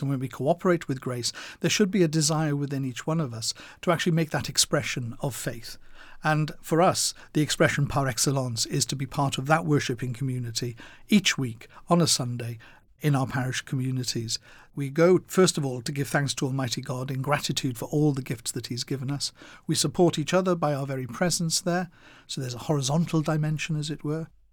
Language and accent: English; Wales, United Kingdom; my growing up in Wales